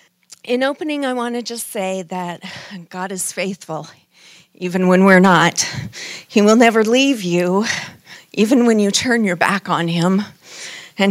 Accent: Denver, Colorado, United States; I was raised in Denver, Colorado, in a godly home, a strict Baptist home

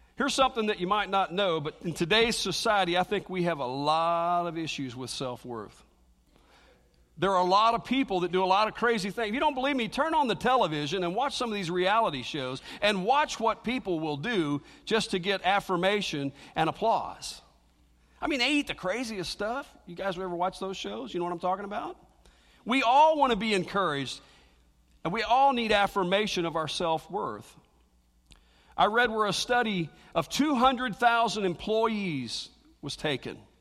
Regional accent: Cincinnati, Ohio, United States; moved away; growing up in the Baptist church, I lived over in Cincinnati

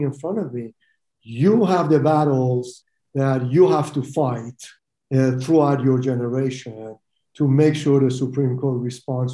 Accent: Iran; moved away as an adult; also born or lived in Utah, United States; now in United States; I'm an immigrant from Iran, and I lost my country to Khomeini, who took over my country, and I couldn't go back.

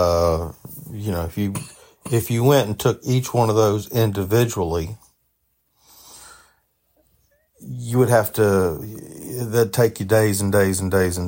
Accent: the South, United States; being from the South

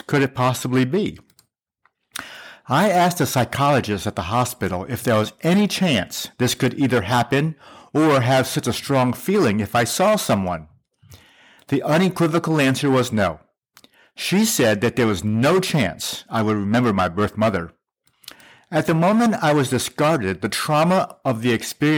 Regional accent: South Korea; moved away; I was born in Korea

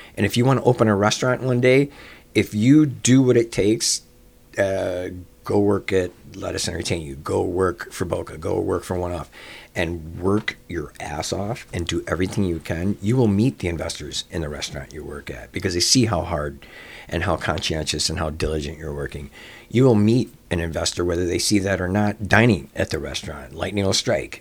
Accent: Chicago, Illinois, United States; I grew up in Rogers Park

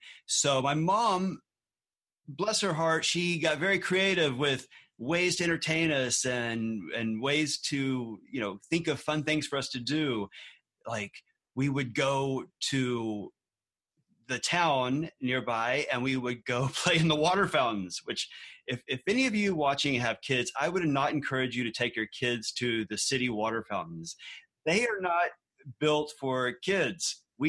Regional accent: Galveston, Texas, United States; Anyway, so we grew up out there in Galveston, Texas, and Galveston is actually also near the NASA Johnson Space Center.

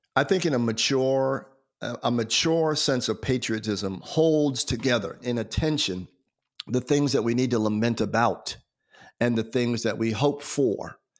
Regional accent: United States; as an American citizen. So even though, even though I'm an African American, uh, because I live in America

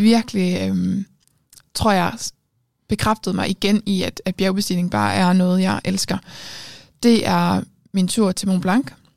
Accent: Aarhus, Central Denmark Region, Denmark; jeg er fra Aarhus

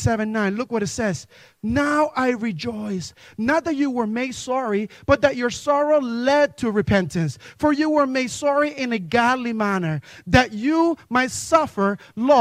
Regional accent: New Jersey, United States; I remember growing up in a Spanish church in New Jersey

